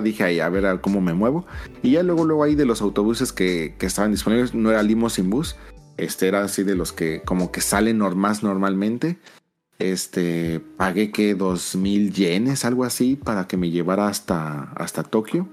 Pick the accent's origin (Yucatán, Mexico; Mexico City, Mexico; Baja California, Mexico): Mexico City, Mexico; moved away as an adult; now in Japan; soy, soy de Ciudad de México